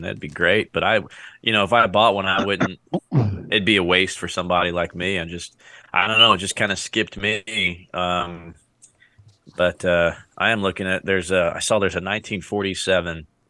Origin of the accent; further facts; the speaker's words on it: New Jersey, United States; now in Texas, United States; growing up in Jersey